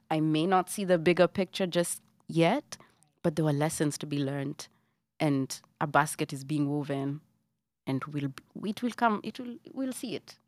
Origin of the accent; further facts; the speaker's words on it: Nairobi, Kenya; moved away as an adult; now in New York, United States; I grew up in Buruburu